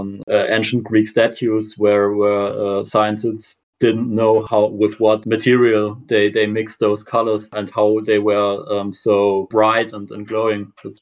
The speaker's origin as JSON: {"language": "English", "region": "South Germany", "country": "Germany", "second_language": "English", "said": "I'm from Germany, especially South Germany."}